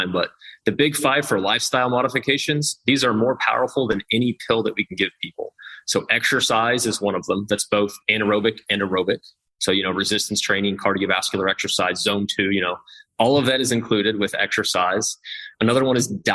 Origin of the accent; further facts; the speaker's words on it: Kansas, United States; I'm from Kansas